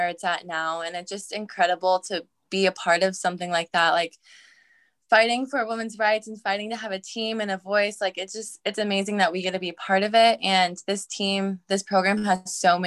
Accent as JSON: {"language": "English", "town": "Arlington", "region": "Washington", "country": "United States", "tie": "born or raised there", "also_born_or_lived": "Snohomish County, Washington", "said": "I'm from Arlington, Washington. I have been there since second grade."}